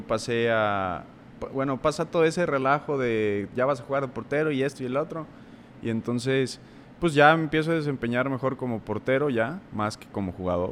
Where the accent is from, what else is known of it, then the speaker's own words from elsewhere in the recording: Puebla, Mexico; entré a la prepa tech eh, de allá de Puebla, soy de Puebla